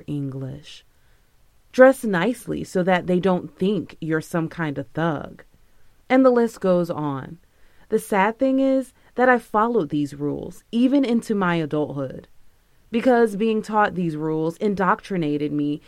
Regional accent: Palm Beach, Florida, United States; I'm from Palm Beach

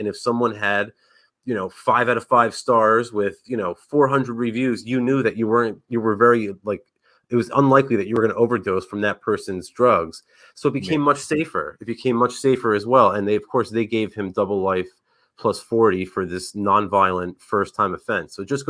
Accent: Northeast, United States; He was like a hero of mine growing up in the Northeast

